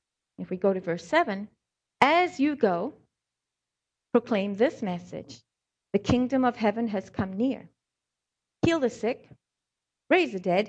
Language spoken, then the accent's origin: English; South Africa; accent: South African; also born or lived in Scotland; I was born in Scotland, raised in South Africa, so I have some of the words or maybe some of the way I say a certain thing